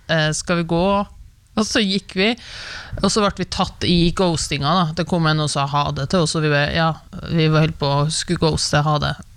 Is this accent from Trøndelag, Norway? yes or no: yes; Levanger, Trøndelag, Norway; now in Oslo, Norway; jeg er fra Levanger